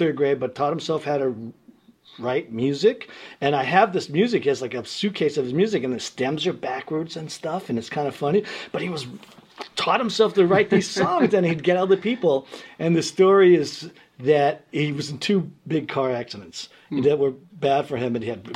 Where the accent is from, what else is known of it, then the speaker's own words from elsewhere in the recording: New York City, New York, United States; I was born in Red Hook Projects, and my mom, too, like a single mom.